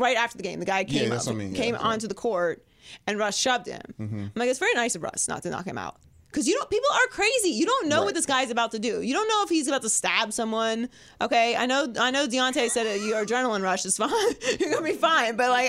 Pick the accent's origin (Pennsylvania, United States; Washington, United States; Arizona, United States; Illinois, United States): Pennsylvania, United States; Pittsburgh; I'm from Pittsburgh.